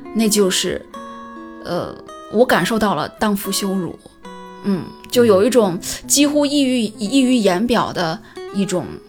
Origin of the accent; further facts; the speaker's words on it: Shandong, China; 我们山东人自己也经常拿这个事儿来调侃